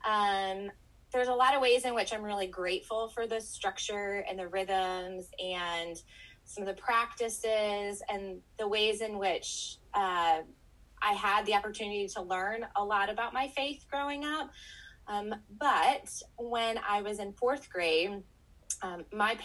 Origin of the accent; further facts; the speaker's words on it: the North, United States; moved away as an adult; now in Texas, United States; growing up in the North